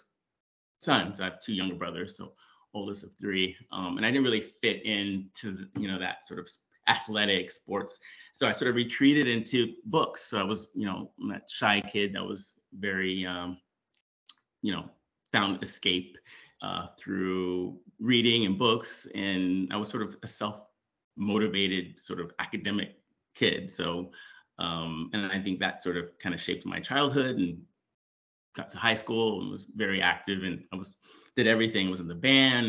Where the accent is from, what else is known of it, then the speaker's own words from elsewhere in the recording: Oxnard, California, United States; born and raised in Oxnard, California